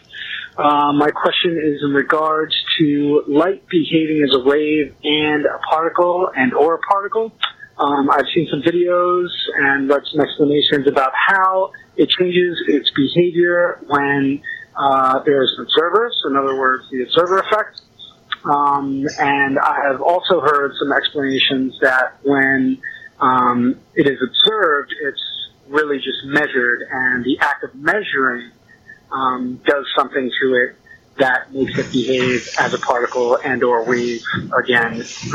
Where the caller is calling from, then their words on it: Port Orange, Florida, United States; I am calling from Port Orange, Florida.